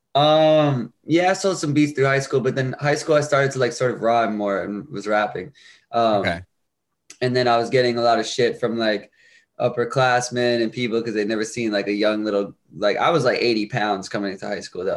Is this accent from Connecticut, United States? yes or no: yes; Bridgeport, Connecticut, United States; I was born in Connecticut, um, Bridgeport, Connecticut, and I was raised there as well